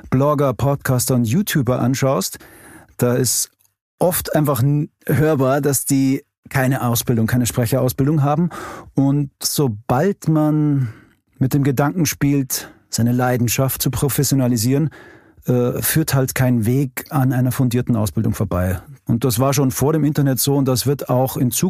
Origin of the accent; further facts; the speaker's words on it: Bavaria, Germany; accent: Bavarian; Das bayerische R. Ich liebe ja meinen Dialekt und, und pflege den auch so im Privaten.